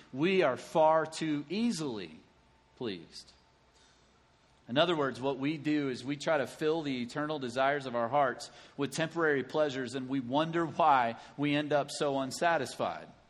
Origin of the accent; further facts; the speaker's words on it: Lexington, Kentucky, United States; moved away; my hometown of Lexington, Kentucky